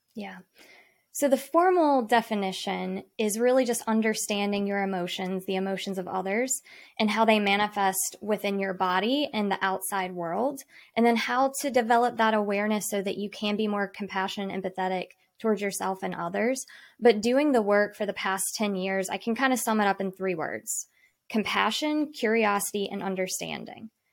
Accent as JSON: {"language": "English", "town": "Salisbury", "region": "North Carolina", "country": "United States", "tie": "born or raised there", "said": "I am from Salisbury, North Carolina. So I grew up on the lake"}